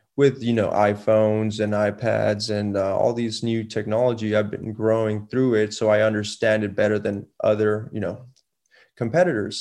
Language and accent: English; Laredo, Texas, United States; also born or lived in San Antonio; I was born and raised in Laredo